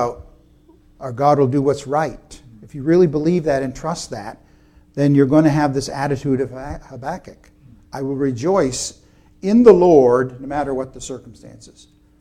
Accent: United States; as Americans or even as American Christians

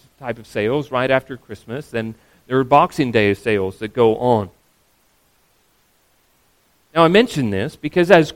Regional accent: Australia; As an Australian

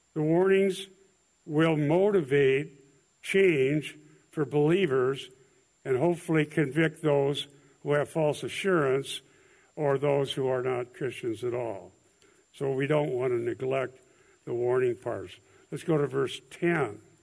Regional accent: Iowa, United States; I'm from Iowa

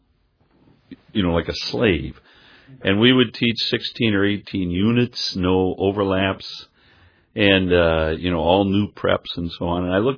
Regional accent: Rockford, Illinois, United States; moved away; I grew up in Rockford, Illinois

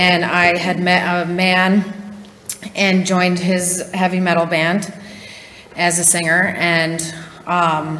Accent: Connecticut, United States; I'm 33, and I'm from Connecticut

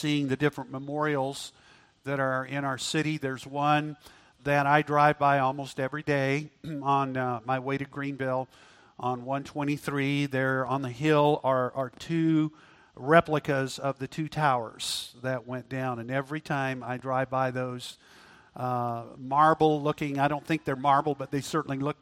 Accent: Auckland, New Zealand; now in United States; I was born in Auckland, New Zealand

